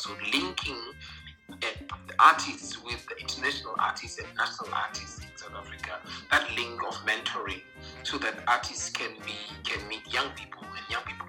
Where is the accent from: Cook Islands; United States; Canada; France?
Cook Islands; Mauke; And the song that celebrates my hometown, where I come from, Mauke.